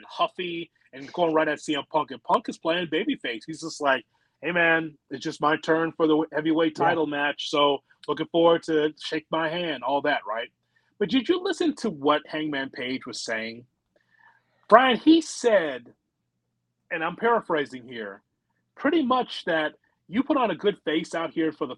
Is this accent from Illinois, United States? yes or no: yes; Chicago, Illinois, United States; I'm from Chicago